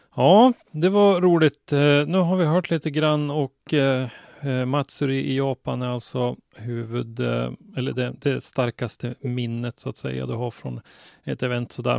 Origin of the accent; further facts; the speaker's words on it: Sweden; oss svenskar